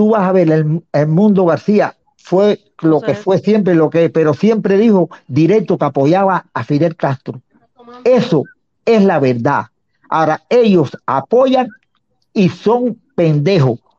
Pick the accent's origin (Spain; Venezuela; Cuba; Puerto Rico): Cuba; los que fusilaron, los que han matado, todos somos cubanos. Y le dije, yo estoy en contra del embargo